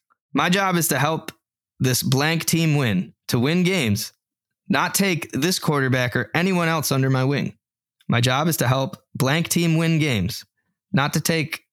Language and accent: English; the South, United States; Growing up in the South, I didn't think the world was ready for a black quarterback.